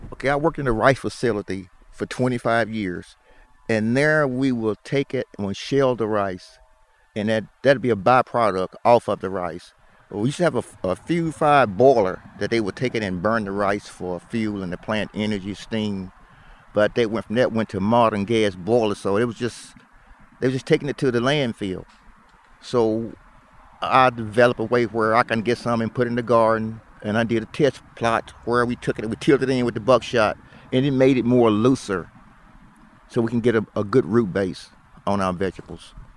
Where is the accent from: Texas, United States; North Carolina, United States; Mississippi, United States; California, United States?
Mississippi, United States; Greenville; I was born and raised here